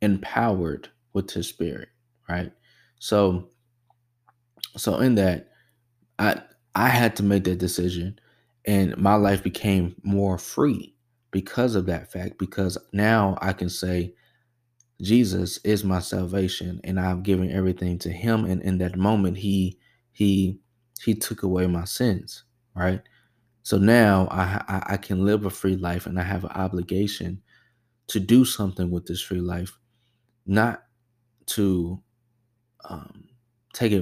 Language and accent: English; the South, United States; as African Americans, especially growing up in the South, we're very well versed with God